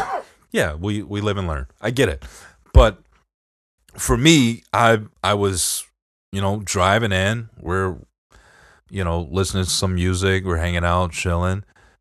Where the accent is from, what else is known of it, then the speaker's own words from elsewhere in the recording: Detroit, Michigan, United States; accent: Detroit; But I just, you know, people have told me that I don't sound like I'm from Detroit. I know for sure that I sound like I'm from Detroit.